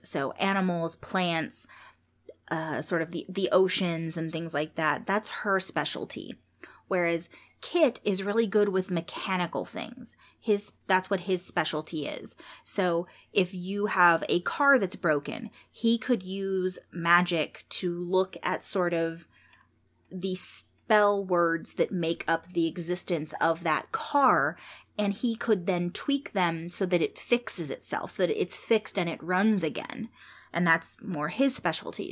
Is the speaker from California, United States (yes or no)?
yes; San Jose, California, United States; when I was growing up in San Jose